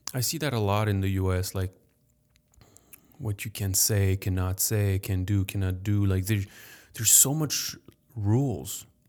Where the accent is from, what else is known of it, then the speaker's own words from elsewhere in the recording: France; moved away as an adult; now in United States; born in France, raised in France